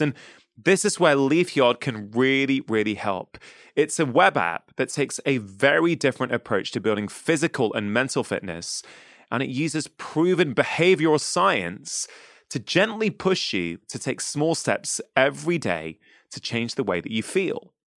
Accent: United Kingdom; as a kid growing up in the U K

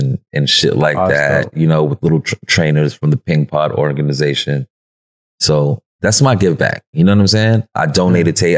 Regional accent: New York City, New York, United States; I'm from New York

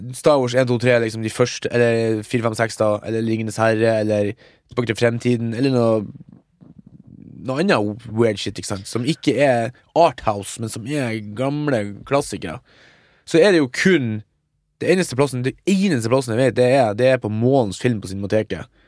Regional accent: Mo i Rana, Nordland, Norway; moved away; hjemme på Mo, der er det jo en kino

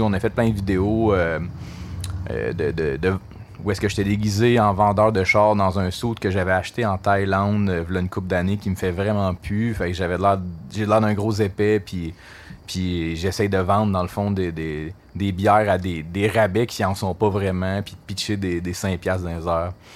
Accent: Gatineau, Quebec, Canada; also born or lived in Montreal; je suis natif de, Gatineau. J'ai grandi à Touraine

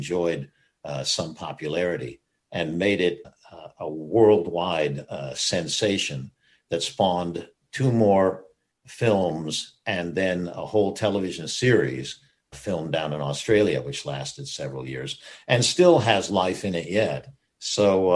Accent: Gulf of Mexico, Texas, United States; moved away; also born or lived in Seattle; I was raised in Texas on the Gulf of Mexico

